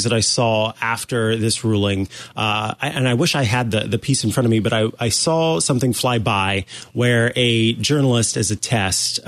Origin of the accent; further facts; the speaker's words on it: Missouri, United States; it's my home state